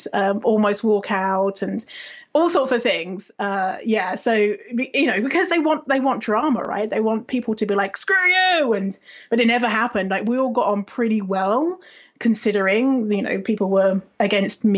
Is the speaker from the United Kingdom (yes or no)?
yes; United Kingdom; moved away as an adult; now in Canada; I'm British, but I live in Canada normally